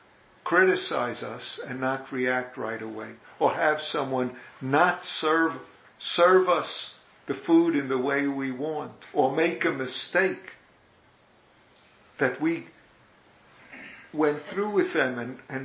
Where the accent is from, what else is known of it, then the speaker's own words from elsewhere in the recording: New York, United States; accent: New York; my New York accent